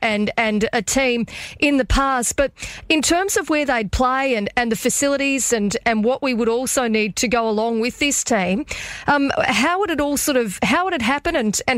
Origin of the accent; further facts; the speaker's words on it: North Queensland, Australia; I grew up in North Queensland when the Cowboys were established many years ago.